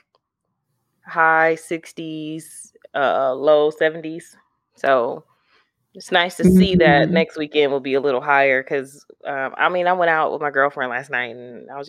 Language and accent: English; Milwaukee, Wisconsin, United States; moved away as an adult; now in Nashville, United States; As far as like my hometown, I can't lie. Milwaukee raised me